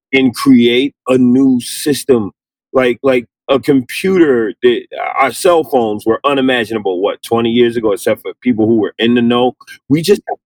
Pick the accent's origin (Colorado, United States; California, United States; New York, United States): New York, United States; New York City; I'm from the South Bronx